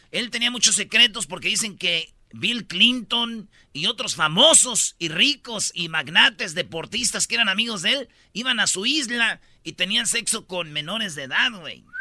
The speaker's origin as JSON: {"language": "Spanish", "country": "Mexico", "said": "y digo yo, como buenos mexicanos, muchos dijeron, güey, no te he pagado porque pues no funciona la tarjeta"}